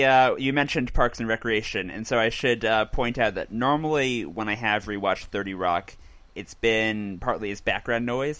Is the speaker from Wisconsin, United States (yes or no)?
no; California, United States; We're much more blunt in California.